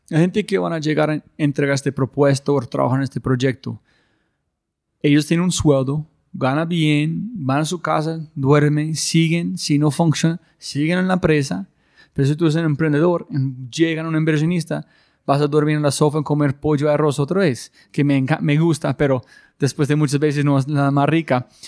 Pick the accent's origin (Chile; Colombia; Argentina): Colombia; Spanish is a second language; hay unas cosas que tenemos como colombianos que son imposible ver a veces